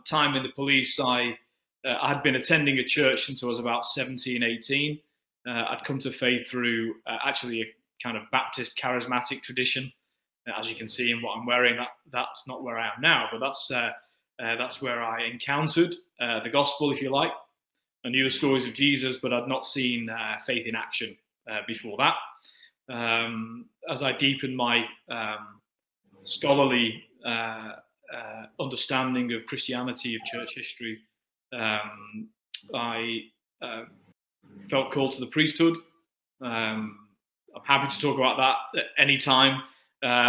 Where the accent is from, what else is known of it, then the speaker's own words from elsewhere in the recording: Manchester, North West England, United Kingdom; accent: Manchester; moved away; also born or lived in Altrincham; those who know English accents well will be able to hear that I am from Manchester. Although I've spent most of my life kind of on the edge of everything I've been involved in, and so just like that with my birth, I was born on the edge of Manchester